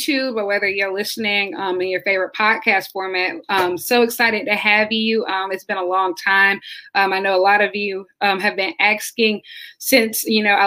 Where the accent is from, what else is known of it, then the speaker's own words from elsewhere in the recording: Columbia, South Carolina, United States; growing up in Columbia on a completely different side of town